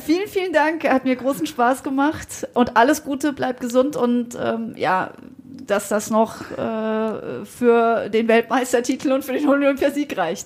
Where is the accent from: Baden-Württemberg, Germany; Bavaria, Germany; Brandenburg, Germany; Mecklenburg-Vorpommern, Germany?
Baden-Württemberg, Germany; Freiburg; Ich als gebürtige Freiburgerin